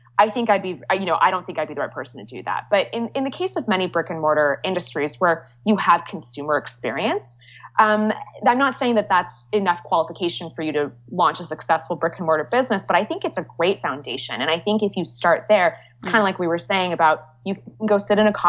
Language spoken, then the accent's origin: English; Bay Area, California, United States; now in New York, United States; I grew up in the Bay Area, and my parents still live in Los Altos